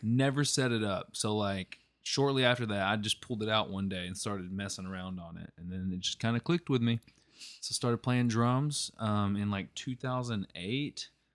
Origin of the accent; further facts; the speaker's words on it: Malvern, Arkansas, United States; also born or lived in Magnet Cove, Arkansas / Hot Springs, Arkansas; I'm originally from Malvern